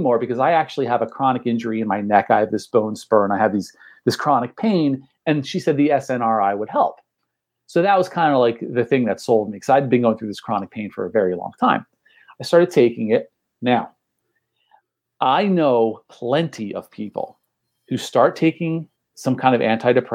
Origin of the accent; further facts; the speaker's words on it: outside of Trenton, New Jersey, United States; also born or lived in Belmar, New Jersey; I'm from Central Jersey. I actually live in Belmar now